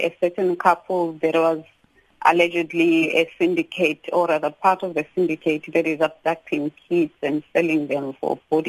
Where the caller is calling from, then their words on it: Durban, KwaZulu-Natal, South Africa; Sakina, I'm calling from Durban. It's an area opposite here, KwaMashu.